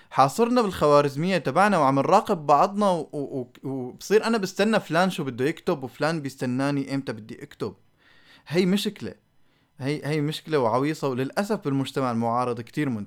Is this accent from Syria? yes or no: yes; Syria; نحن عايشين بدوامه آه، كسوريين خليني احكي الصراحه